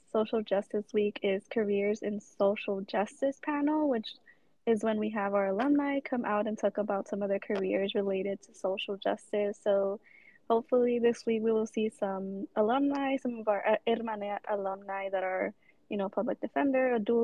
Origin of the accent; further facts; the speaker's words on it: Inglewood, California, United States; pronouns she, her, ella. I'm a second year MIMG major, now public health minor. I'm from Inglewood, California, and I'm 20 years old.